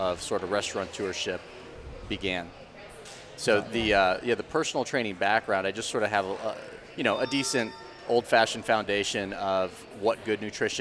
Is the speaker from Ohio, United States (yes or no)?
yes; Dayton, Ohio, United States; moved away as an adult; now in Charlotte, United States; I'm from Dayton, Ohio